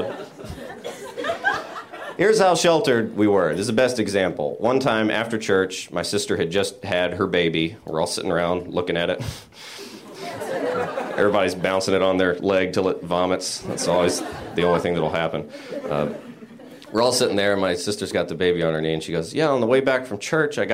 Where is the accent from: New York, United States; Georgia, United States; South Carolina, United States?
Georgia, United States; Royston; I'm originally from Royston, Georgia